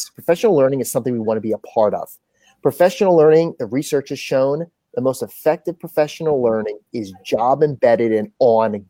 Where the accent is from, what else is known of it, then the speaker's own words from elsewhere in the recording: Northwestern New Jersey, United States; moved away as an adult; now in Houston, United States; from Northwestern New Jersey. My school had 400 kids, my high school. I went to a K-8 consolidated